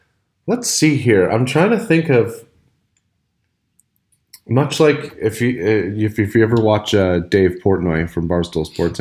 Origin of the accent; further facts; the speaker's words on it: Canada; we are good Canadian boys.